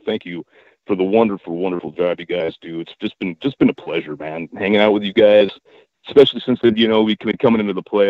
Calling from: Sacramento, California, United States; from Sacramento, California.

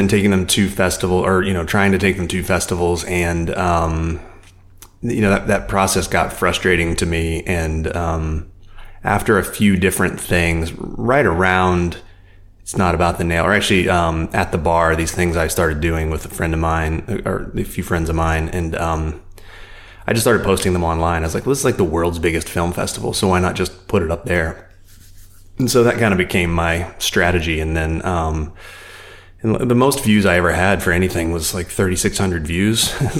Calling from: San Francisco, California, United States; San Francisco.

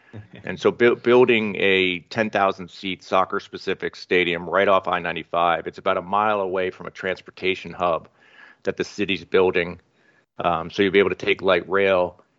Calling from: Los Angeles, California, United States; Yeah, you're finding me in Los Angeles, where I spend most of my time, but increasingly spending more and more time in Rhode Island

